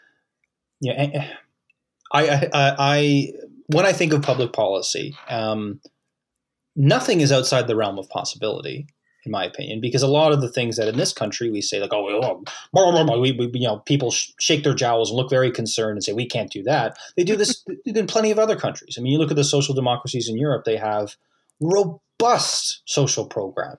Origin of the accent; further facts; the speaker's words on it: Halifax, Nova Scotia, Canada; I'm in Halifax. I'm from Halifax